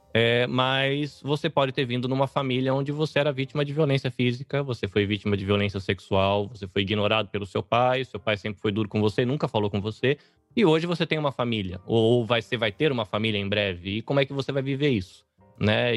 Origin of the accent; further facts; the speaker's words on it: Brazil; also born or lived in Northeast Brazil / São Paulo; now in Japan; a gente, olhando como brasileiro